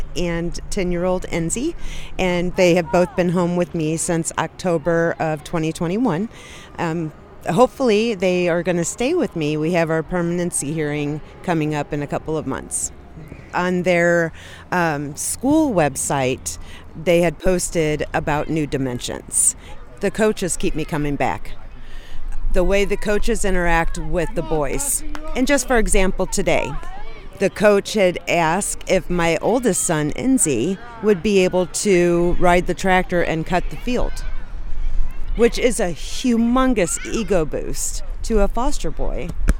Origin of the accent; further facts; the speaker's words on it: Missouri, United States; I am from the Southside, Gravois, Hampton area.